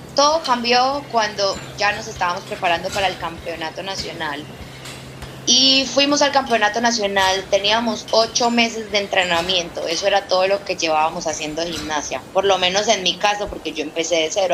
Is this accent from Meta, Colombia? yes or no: yes; Villavicencio, Meta, Colombia; yo nací pobre como muchos villavicenses, como muchos metenses, como muchos colombianos.